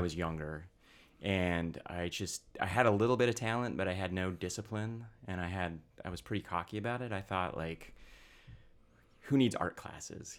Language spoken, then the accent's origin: English; Pocatello, Idaho, United States; I grew up in southeast Idaho